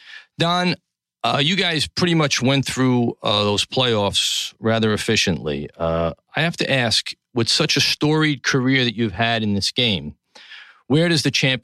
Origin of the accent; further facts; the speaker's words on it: New York City, New York, United States; From the Gotham Podcast Studio in the heart of downtown New York City, my hometown, Tribeca, the greatest city in the world